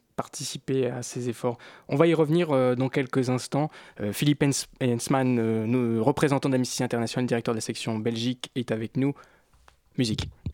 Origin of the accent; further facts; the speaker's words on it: France; nous sommes français